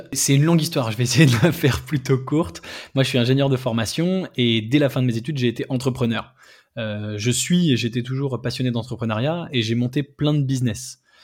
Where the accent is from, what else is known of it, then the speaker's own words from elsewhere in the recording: France; nous, en tant que Français